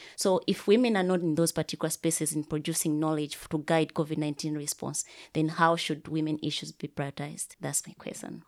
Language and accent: English; Malawi; I come from Malawi